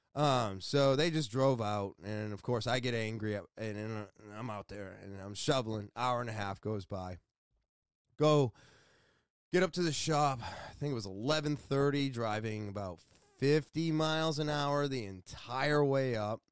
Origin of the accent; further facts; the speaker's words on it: Beverly, Massachusetts, United States; I was born in Beverly, Massachusetts.